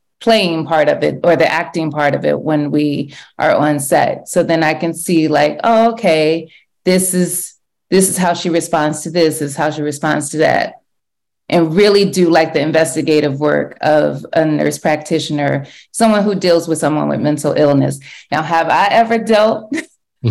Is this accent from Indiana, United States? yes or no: no; Cleveland, Ohio, United States; moved away; I'm a Cleveland girl